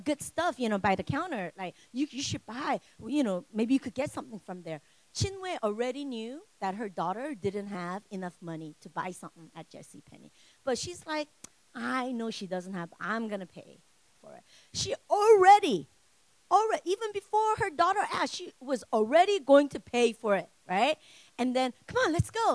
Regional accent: United States; I'm Korean, but I grew up here.

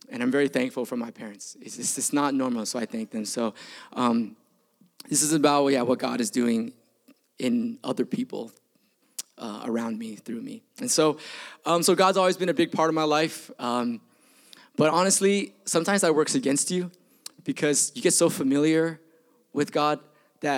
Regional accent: Bay Area, California, United States; also born or lived in Milpitas; I grew up in the Bay Area

